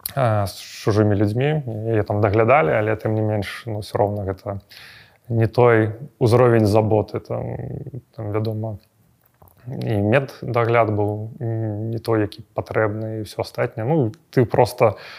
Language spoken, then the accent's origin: Belarusian; Belarus; мы беларусы